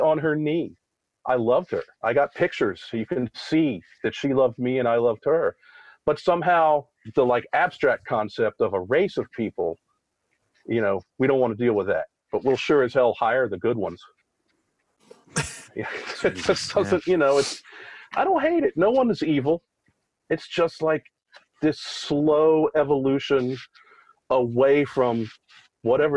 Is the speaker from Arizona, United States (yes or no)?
no; Richmond, Virginia, United States; I grew up in Richmond